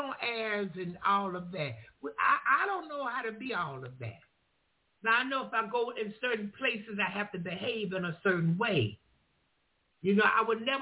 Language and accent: English; the South, United States; I'm from the South. I'm from the country.